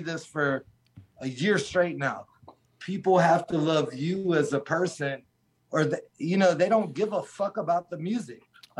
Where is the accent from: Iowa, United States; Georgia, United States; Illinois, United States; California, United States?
Georgia, United States; Valdosta; I'm from Valdosta, south, 2 hours south of Danny.